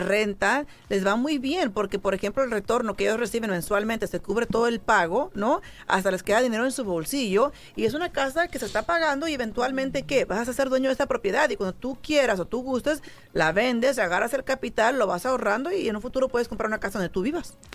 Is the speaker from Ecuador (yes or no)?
no; San Jose, California, United States; moved away as an adult; now in Las Vegas, United States; yo soy de la, de la Bay Area, San José, California, y yo me vine para acá, para Las Vegas, yo solita